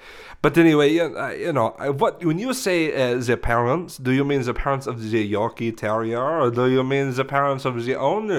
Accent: France; English is a second language; But I'm saying it in the French language. You know, I am from France.

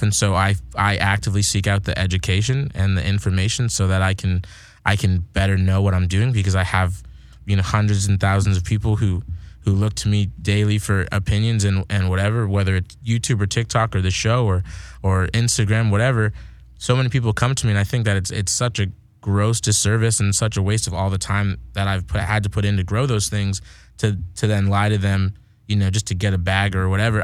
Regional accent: Massachusetts, United States; now in California, United States; I'm from Massachusetts

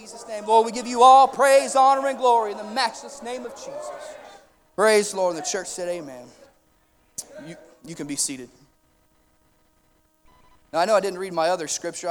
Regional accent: Oklahoma, United States; also born or lived in Fairbanks, Alaska; I was born in Fairbanks, Alaska when my dad was in the military, and we moved back to Oklahoma when he got out of the service

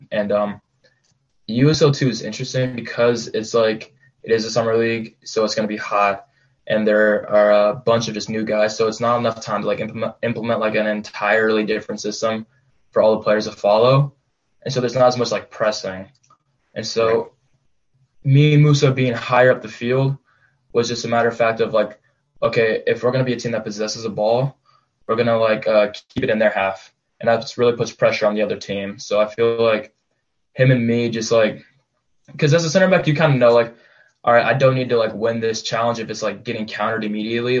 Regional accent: Gig Harbor, Washington, United States; I'm from Gig Harbor and that's south of Bremerton. And, um, I grew up playing for this like local club in my town

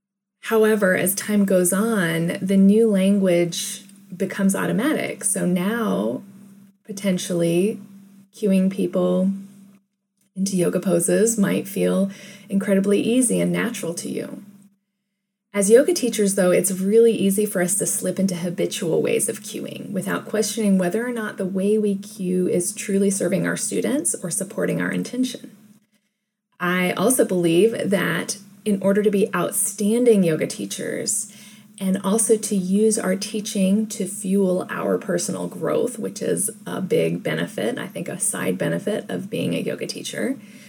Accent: Hawaii, United States; also born or lived in Japan; I was born in Japan, and my mother spoke French to me, my father spoke Dutch to me, and they spoke English to each other. By the time we moved to Hawaii, which was around my fifth birthday

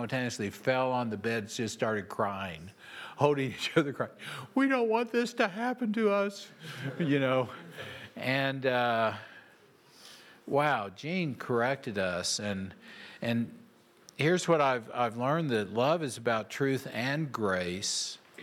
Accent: Oklahoma, United States; moved away; I was from Oklahoma

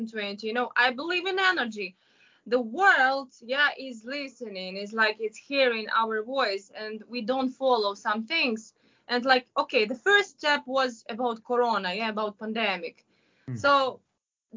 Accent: Kyiv, Ukraine; moved away as an adult; now in Shanghai, China; I'm from Kiev

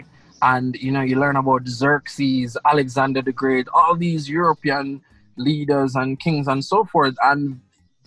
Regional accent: Portmore, Saint Catherine, Jamaica; first language Krio; English is a second language; also born or lived in Russia / Sierra Leone / Guinea; I've been nurtured as a Jamaican.

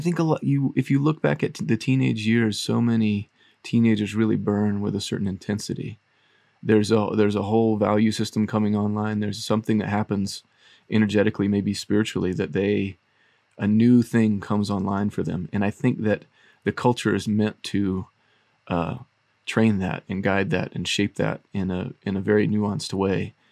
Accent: the South, United States; moved away; in my culture where I grew up in the South

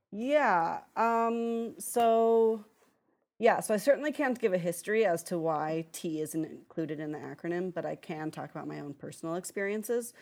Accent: just outside of Chicago, Illinois, United States; I grew up just outside of Chicago

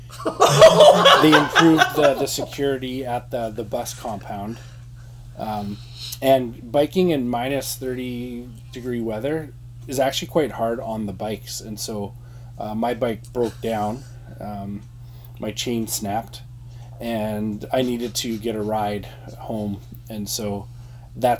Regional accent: Sherwood Park, Alberta, Canada; 9th grade at Strathcona Christian Academy, where I grew up in Sherrod Park, Alberta

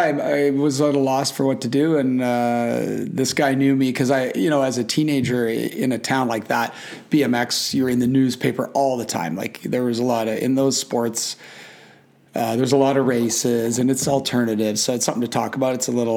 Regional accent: Kamloops, British Columbia, Canada; also born or lived in Vancouver / Vernon, British Columbia / Whistler; I was born in Vancouver and grew up in some very blue collar small towns, Vernon, British Columbia, and Kamloops, British Columbia.

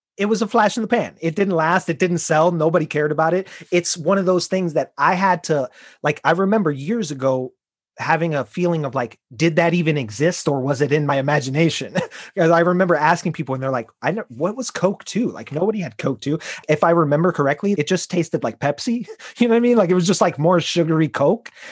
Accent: Chicago, Illinois, United States; I grew up probably until I was about 20 saying the word pop. And because uh, I'm from Chicago, I'm from the Midwest, it's what we say.

